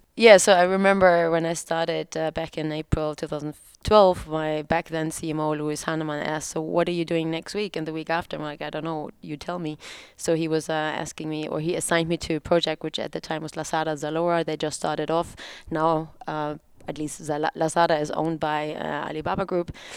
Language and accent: English; Hamburg, Germany; moved away as an adult; also born or lived in Munich / Berlin; when I was 20 years old and I moved from Hamburg, my hometown, to Munich